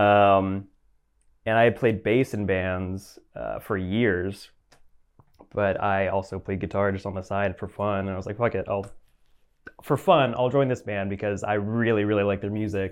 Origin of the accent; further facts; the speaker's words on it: Atlanta, Georgia, United States; I grew up in the suburbs of Atlanta, uh, like Roswell, Alpharetta area, Crab Apple.